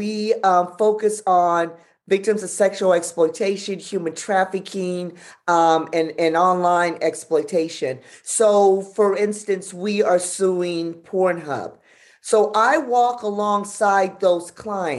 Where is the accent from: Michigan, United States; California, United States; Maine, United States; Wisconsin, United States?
California, United States; Los Angeles; I'm from South Central